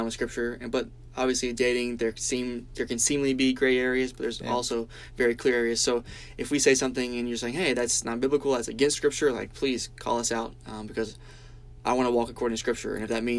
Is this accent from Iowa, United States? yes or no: no; Birmingham, Alabama, United States; I grew up in Birmingham, Alabama